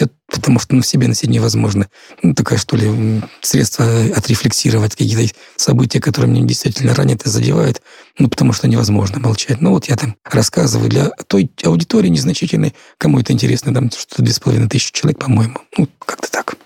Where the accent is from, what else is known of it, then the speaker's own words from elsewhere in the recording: Donetsk, Donetsk Oblast, Ukraine; moved away; also born or lived in Kharkiv; я из Донецка